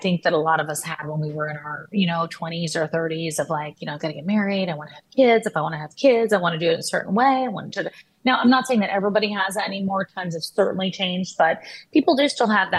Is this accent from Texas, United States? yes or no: yes; Texas, United States; I grew up in Texas